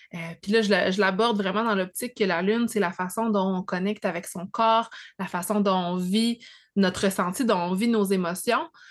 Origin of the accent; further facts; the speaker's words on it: Abitibi, Quebec, Canada; moved away; je viens de l'Abitibi, parce que j'ai un accent